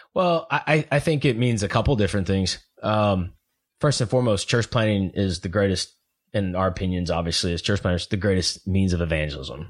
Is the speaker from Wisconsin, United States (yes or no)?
no; Oklahoma, United States; I'm from Oklahoma